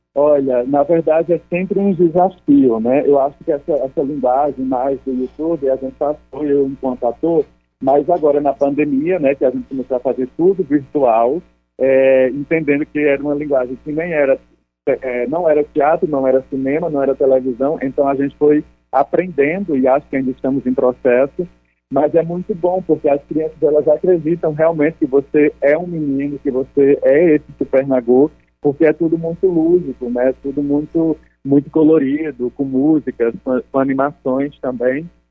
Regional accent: Ipueira, Rio Grande do Norte, Brazil; now in Rio de Janeiro, Brazil; eu sou do Nordeste, né, do Rio Grande do Norte, na né, chamada, uma cidade chamada Ipueira. Nesse momento estou no Rio de Janeiro

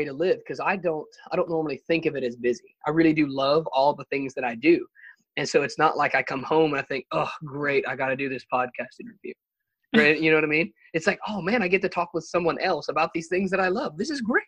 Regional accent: Alabama, United States; I'm from Alabama. I've lived here most of my life

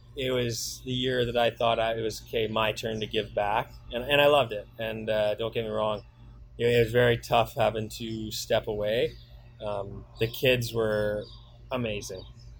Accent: Windsor, Ontario, Canada; also born or lived in Sioux Lookout; So I grew up in Windsor. Windsor is my, I would call it my hometown now, not the Sioux anymore in a way.

